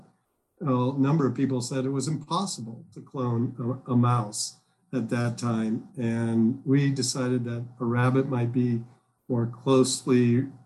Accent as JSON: {"language": "English", "region": "Midwest", "country": "United States", "tie": "born or raised there", "also_born_or_lived": "Illinois / Massachusetts", "moved": "as an adult", "lives_now": "Georgia, United States", "said": "I grew up in the Midwest"}